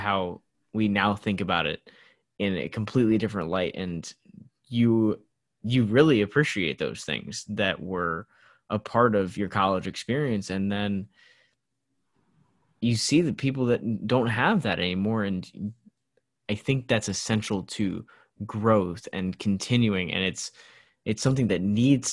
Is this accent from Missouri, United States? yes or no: yes; St. Louis, Missouri, United States; the house that I grew up in St. Louis